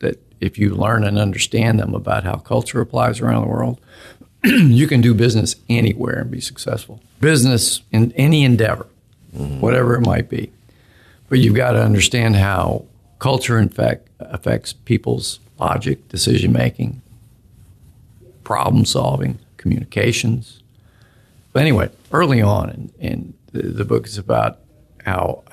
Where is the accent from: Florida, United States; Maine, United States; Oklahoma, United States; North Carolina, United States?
Oklahoma, United States; moved away; I grew up in Oklahoma